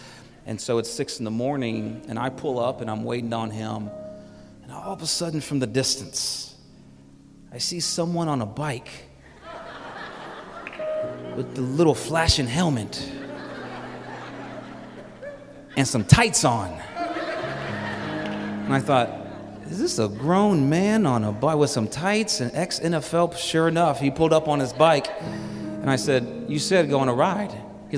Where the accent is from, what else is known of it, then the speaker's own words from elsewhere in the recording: Houston, Texas, United States; now in Phoenix, United States; I'm from Houston